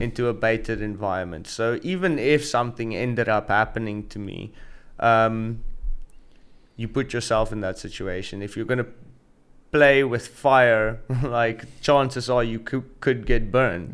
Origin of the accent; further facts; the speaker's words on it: South Africa; moved away as an adult; also born or lived in Gansbaai, South Africa; now in Saudi Arabia; I'm South African